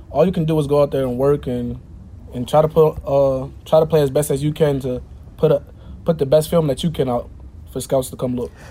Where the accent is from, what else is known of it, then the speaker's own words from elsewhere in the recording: Delaware, United States; Um, Delaware, it's a, it's a, small state. Nobody really knows what's going on uh, in Delaware unless you're in Delaware. So, but it, it's fun. Um, a lot of family, a lot of friends. It's a fun state.